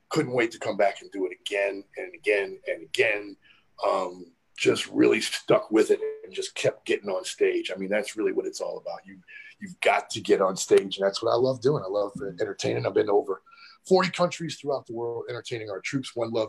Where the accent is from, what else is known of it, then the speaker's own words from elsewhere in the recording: Cleveland, Ohio, United States; moved away; I'm originally from Cleveland, Ohio. That's home. East Side kid.